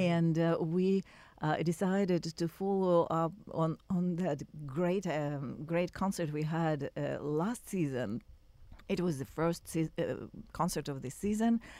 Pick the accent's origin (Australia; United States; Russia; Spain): Russia; moved away; I was born and raised in Russia